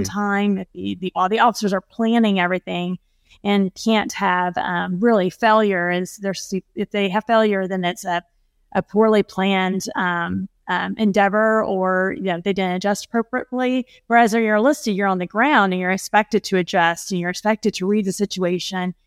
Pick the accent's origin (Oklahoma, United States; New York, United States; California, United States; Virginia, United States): Oklahoma, United States; fellow Oklahoman